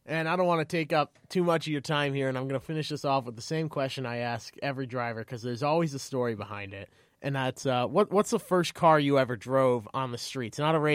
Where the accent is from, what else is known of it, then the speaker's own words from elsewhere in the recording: New England, United States; Yeah, I grew up in New England as well